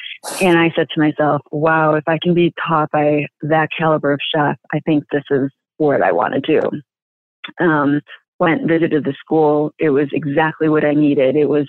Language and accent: English; Chicago, Illinois, United States; also born or lived in Cicero, Illinois; now in Stickney, United States; I'm originally from Chicago and moved into Cicero when I was in latter part of my grade school, and then went to Morton East in Cicero, and then moved back into the city for college.